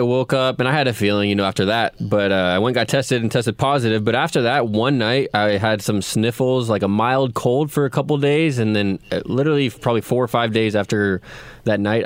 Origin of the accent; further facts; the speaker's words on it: Placentia, California, United States; I'm born and raised in Orange County, North Orange County, Placentia for the most part